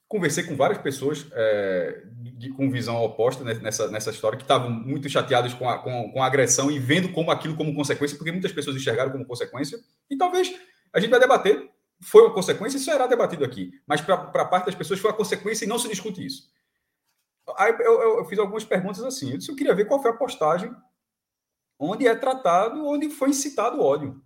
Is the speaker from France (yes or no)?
no; Northeast Region, Brazil; also born or lived in North Region, Brazil; Eu cresci minha vida toda aqui, só que eu nasci no Norte. Mas sou, sou nordestino, claro que eu sou nordestino. É, de sangue e de, de criação